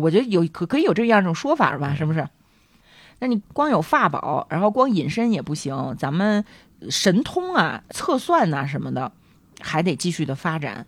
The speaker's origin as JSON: {"language": "Chinese", "country": "China", "said": "我们中国人这么喜欢广播体操"}